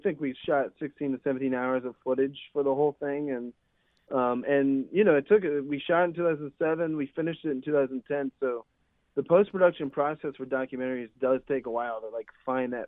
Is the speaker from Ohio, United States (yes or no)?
yes; Ohio, United States; moved away; I'm visiting my hometown. I'm back home in Ohio right now